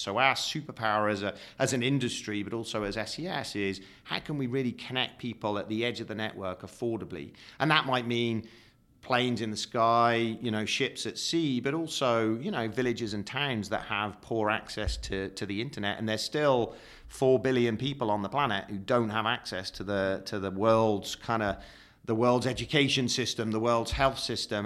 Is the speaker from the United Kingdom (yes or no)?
yes; United Kingdom; I'm British